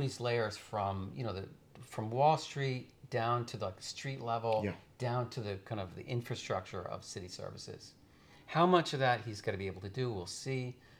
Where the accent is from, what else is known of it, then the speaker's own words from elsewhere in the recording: upstate New York, United States; also born or lived in Los Angeles, United States; I grew up in upstate New York.